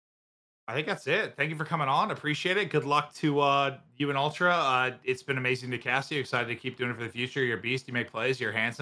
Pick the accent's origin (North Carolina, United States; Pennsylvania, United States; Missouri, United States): Pennsylvania, United States; Mechanicsburg; moved away; I grew up in Mechanicsburg.